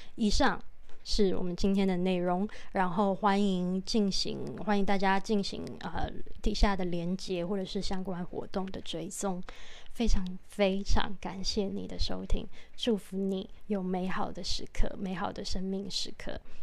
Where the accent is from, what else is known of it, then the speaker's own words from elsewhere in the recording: Taipei, Taiwan; 因为我是台北人